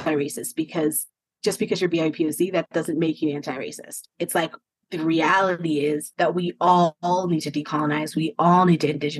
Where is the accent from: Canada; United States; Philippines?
United States; also born or lived in South Africa; growing up in the States